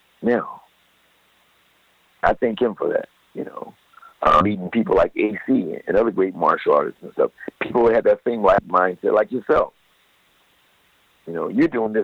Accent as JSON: {"language": "English", "town": "Los Angeles", "region": "California", "country": "United States", "tie": "born or raised there", "said": "grow up where I grew up in the South Central"}